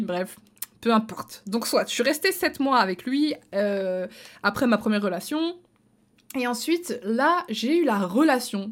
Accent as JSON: {"language": "French", "country": "Belgium", "also_born_or_lived": "near Luxembourg (Belgian side), lived at age 14", "said": "je suis belge"}